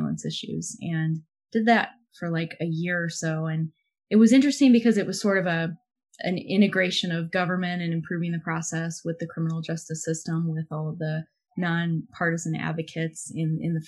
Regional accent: Illinois, United States; moved away as an adult; also born or lived in London, United Kingdom; I grew up in Illinois

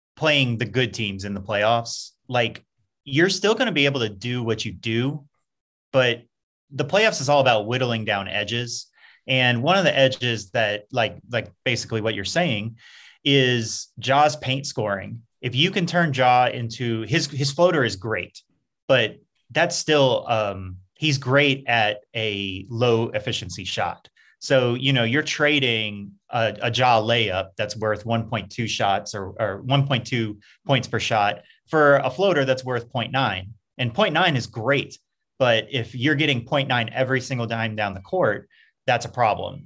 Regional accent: Baton Rouge, Louisiana, United States; moved away as an adult; also born or lived in Memphis; now in Atlanta, United States; I came from Baton Rouge

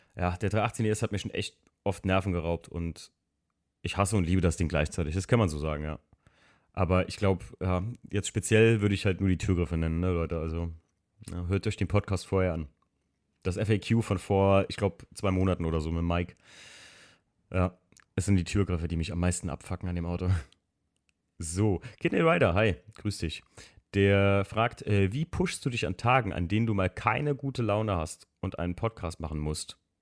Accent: Eifel, Germany; bei uns in der Eifel

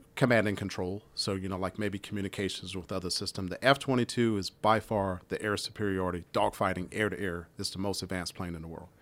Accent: Washington, District of Columbia, United States; moved away; I grew up in Washington, D C

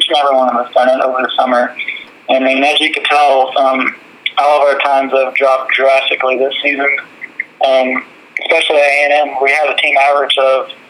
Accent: Texas, United States; I'm from White Drive, Texas, and I'm a junior here at Tarleton

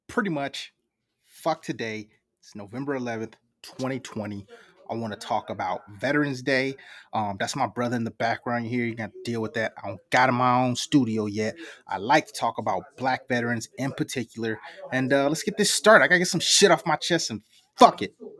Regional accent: United States; I'm from America

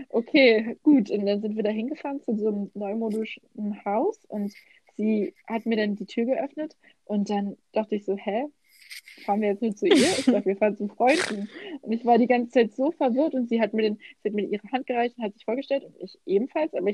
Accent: Brandenburg, Germany; ich weiß nicht, was du meinst mit unserem Dialekt. Ich finde, ich habe gar keinen. Brandenburg ist gar nicht.

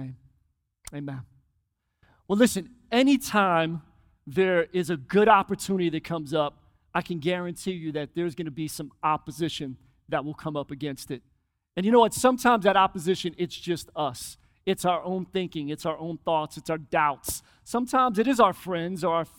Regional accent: Philadelphia, Pennsylvania, United States; I grew up in Philly

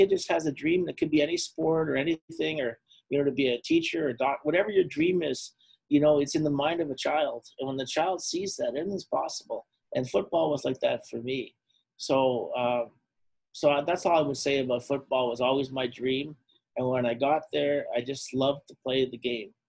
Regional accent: Ottawa, Ontario, Canada; I grew up poor in Herongate.

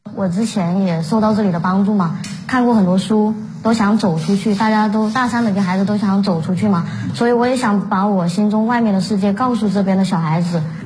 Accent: China; 来自黄科乡的阳光家园，五十三岁女学生，就读于赣南医学院的临床医学专业

